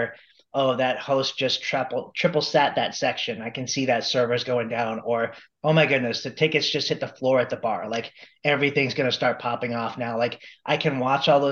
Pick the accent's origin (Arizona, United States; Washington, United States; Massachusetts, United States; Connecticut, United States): Arizona, United States; Phoenix; here in my hometown of Phoenix